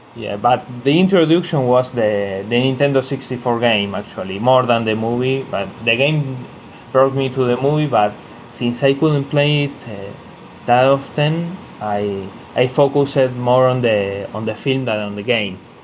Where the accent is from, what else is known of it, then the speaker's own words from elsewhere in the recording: Argentina; my hometown here in Argentina